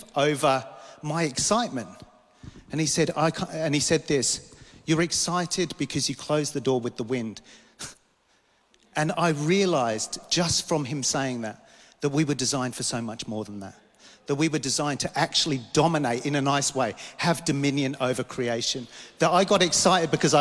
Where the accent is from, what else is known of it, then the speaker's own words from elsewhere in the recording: London, United Kingdom; moved away; I grew up in London